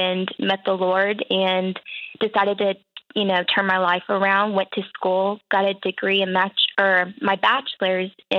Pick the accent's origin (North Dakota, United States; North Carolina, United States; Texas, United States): Texas, United States; Dallas-Fort Worth area; moved away as an adult; now in Oklahoma, United States; I'm from the Dallas-Fort Worth area